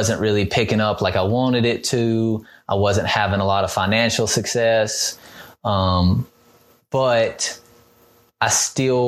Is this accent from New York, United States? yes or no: no; Mississippi, United States; we're from Mississippi